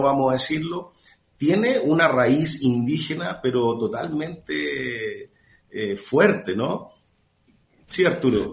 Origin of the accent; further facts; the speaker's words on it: Chile; now in Mexico; yo soy chileno